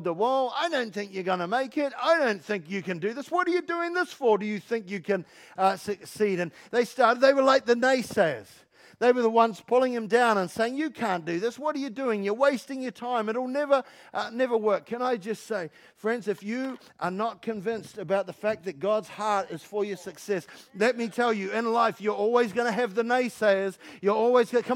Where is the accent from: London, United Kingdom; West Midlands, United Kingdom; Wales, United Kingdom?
London, United Kingdom; I'm from London.